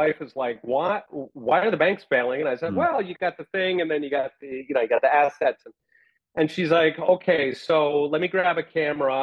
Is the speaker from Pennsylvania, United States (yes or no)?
yes; Philadelphia, Pennsylvania, United States; moved away; also born or lived in Taiwan; I grew up in Philadelphia